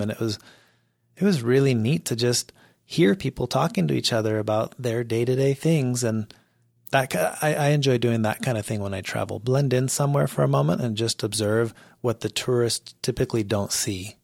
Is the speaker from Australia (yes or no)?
no; Mexico; now in United States; I grew up in Mexico